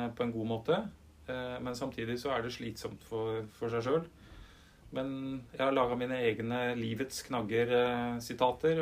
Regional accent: Upper Telemark, Norway; jeg er en dyslektiker fra Øvre Telemark

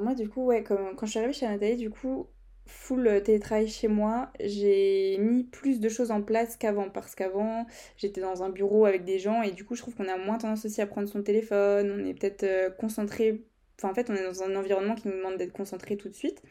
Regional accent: Brittany, France; accent: Breton; mon accent euh, anglais, breton mélangé

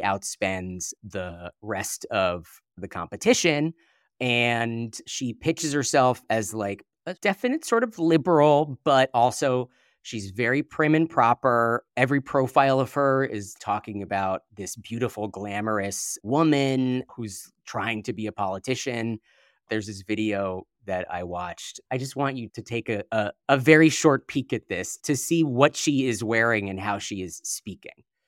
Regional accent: San Francisco, California, United States; I am from San Francisco, born and raised

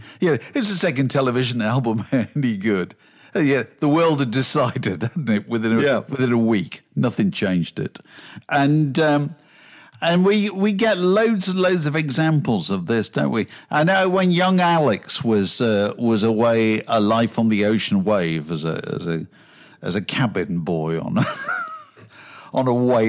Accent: Virginia Water, South East England, United Kingdom; which is quite remarkable when you consider that I grew up in Virginia Water and I've gone to college goldsmiths.

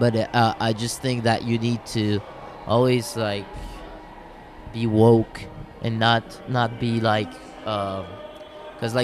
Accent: Quebec, Canada; I prefer Quebecer because I don't feel Canadian.

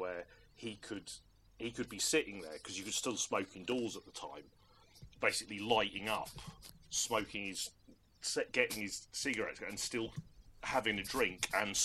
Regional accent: Norwich, East of England, United Kingdom; I didn't have much access to an arcade when I was growing up in Norwich in the 80s and early 90s.

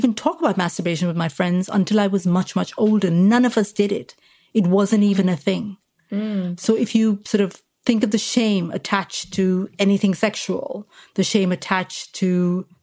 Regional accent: India; moved away; I lived in India, so I grew up in India, spent most of my life there

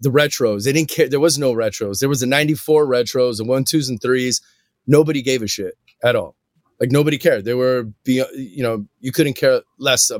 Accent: Hawthorne, California, United States; I grew up in Hawthorne, California

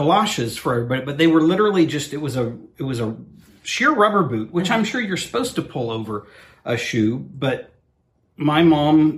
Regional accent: Oklahoma, United States; growing up in Oklahoma or South

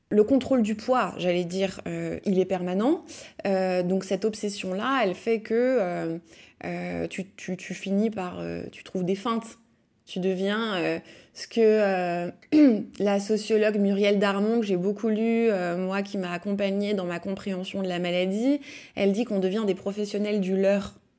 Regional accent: Lyon, Auvergne-Rhône-Alpes, France; Je suis née à Lyon, j'ai grandi à Lyon

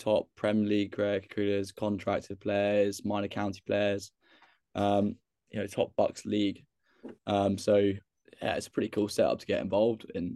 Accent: Northamptonshire, East Midlands, United Kingdom; I'm from Northants

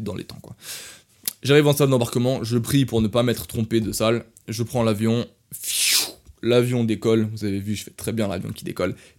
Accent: France; accent: French; je viens de France.

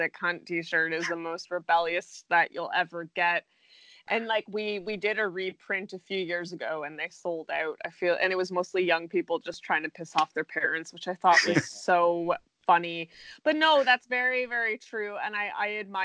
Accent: Canada; Being Canadian

